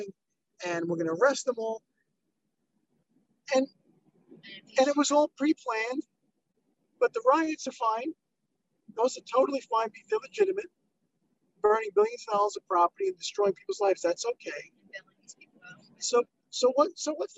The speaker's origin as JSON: {"language": "English", "region": "New York", "country": "United States", "moved": "as an adult", "lives_now": "Los Angeles, United States", "said": "I'm from New York, and I've been all over the country"}